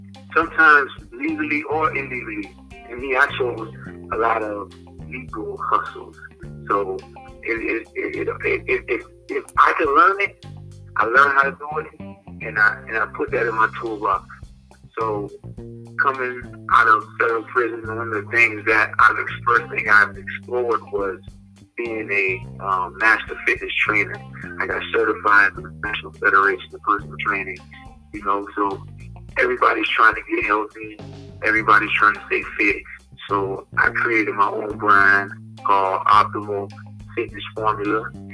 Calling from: Pompano Beach, Florida, United States; American. I'm calling from Pompano Beach, Florida.

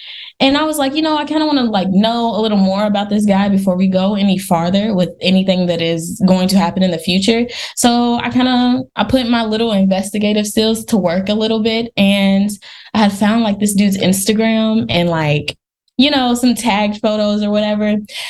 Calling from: California, United States; I am a new upcoming artist and also an actress. I am calling from California.

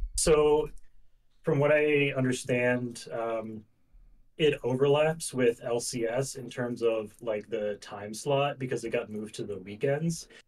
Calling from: Pennsylvania, United States; calling from Pennsylvania.

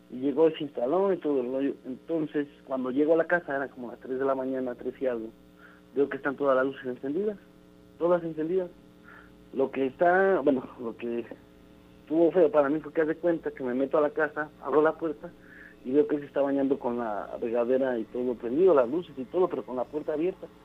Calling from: Aguascalientes, Mexico; Yo desde Aguascalientes.

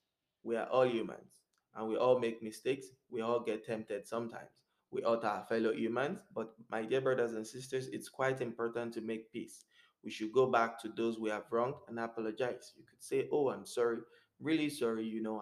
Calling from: Montreal, Quebec, Canada; I'm speaking from Montreal, Canada, and I haven't been to the masjid since February 2020.

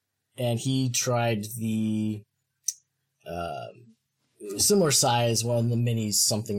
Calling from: Portland, Oregon, United States; Oh, I am in near enough to Portland, Oregon. Just other side of the country from you guys, really.

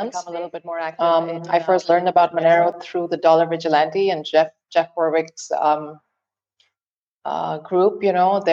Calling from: Muscat, Oman; I'm calling in from Muscat, Oman, from the Middle East

